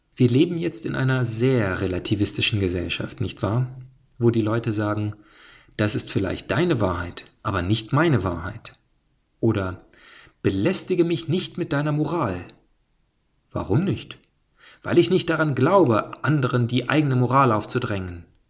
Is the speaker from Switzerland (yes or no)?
no; United States; ich bin Amerikaner, ich bin offensichtlich kein Deutscher